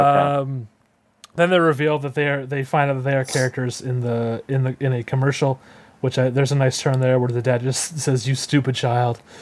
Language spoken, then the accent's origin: English; California, United States; my home state of California